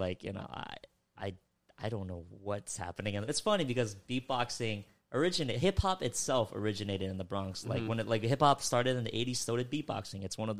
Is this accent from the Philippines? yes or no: yes; Philippines; I'm Filipino myself.